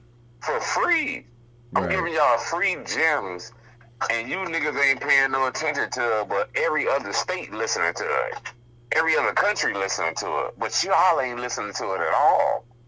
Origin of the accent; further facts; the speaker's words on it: Hallandale Beach, Florida, United States; I'm like, nigga, I'm from Hallandale. Like, I'm from where y'all at.